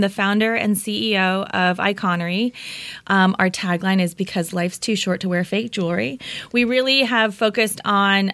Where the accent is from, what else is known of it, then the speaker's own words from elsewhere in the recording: Orange County, California, United States; also born or lived in Denver, Colorado / Bay Area; now in Los Angeles, United States; raised in Orange County